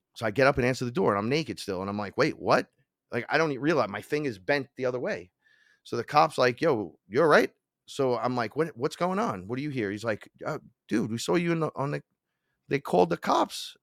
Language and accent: English; New York City, New York, United States; I'm from the Bronx